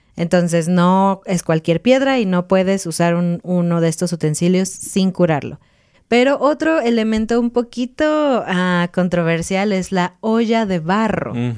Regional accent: Mexico; somos mexicanos

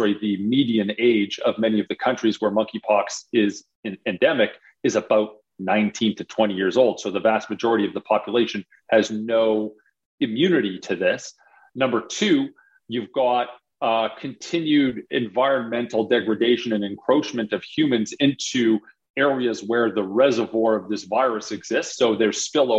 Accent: Calgary, Alberta, Canada; moved away as an adult; also born or lived in Toronto / Harvard; I grew up in Calgary, did my undergrad in Calgary

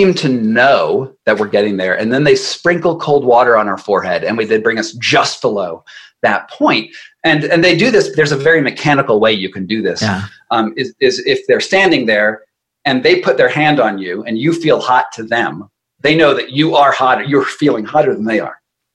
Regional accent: United States; I'm an American

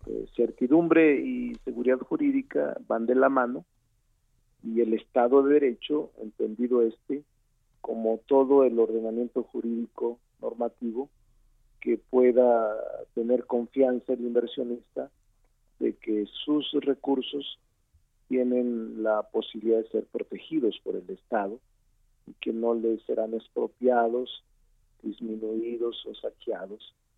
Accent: Fresnillo, Zacatecas, Mexico; now in Mexico City, Mexico; como regidor de mi pueblo. Eh, regidor de Fresnillo, Zacatecas.

